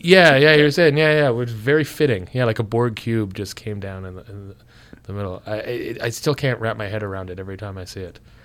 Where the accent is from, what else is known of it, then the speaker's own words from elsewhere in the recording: Canada; moved away as an adult; also born or lived in Ottawa; now in United States; being a Canadian down there